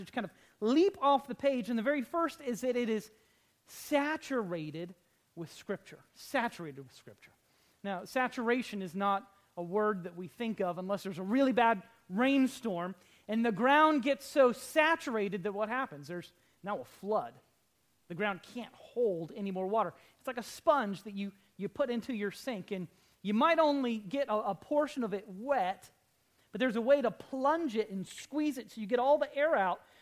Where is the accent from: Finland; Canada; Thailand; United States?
United States; as American Christians